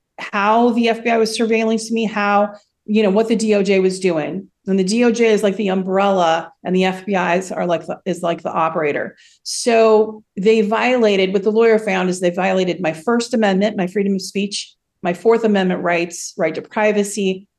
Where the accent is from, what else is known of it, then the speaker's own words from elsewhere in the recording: United States; moved away as an adult; now in Russia; I definitely don't feel like I come from America, the land of the free, right?